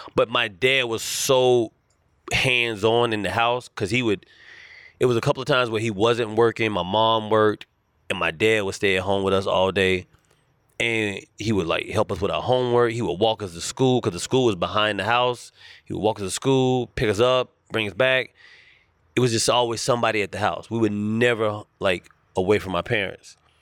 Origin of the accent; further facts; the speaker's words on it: Charlotte, North Carolina, United States; accent: thick Southern drawl; moved away as an adult; now in Los Angeles, United States; I was born and raised in Charlotte, North Carolina